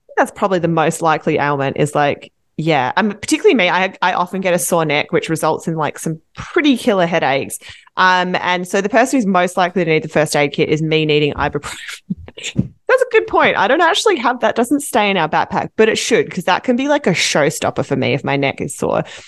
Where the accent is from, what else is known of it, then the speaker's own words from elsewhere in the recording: Australia; as an Australian